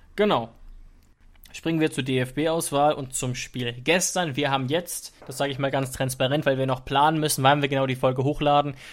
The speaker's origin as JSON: {"language": "German", "country": "Germany", "said": "weil man sich da auch als Deutscher sehr schwer tut"}